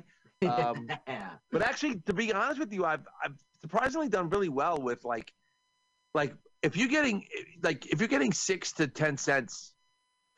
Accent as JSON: {"language": "English", "region": "New York", "country": "United States", "said": "I'm from New York"}